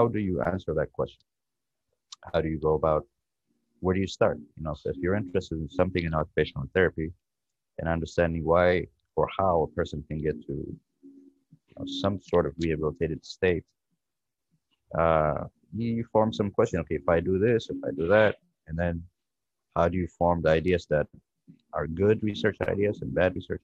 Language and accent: English; Ethiopia; also born or lived in Lancaster, Pennsylvania; now in United States; my background is I came from Ethiopia. That's where I was born. I came to this country in 2000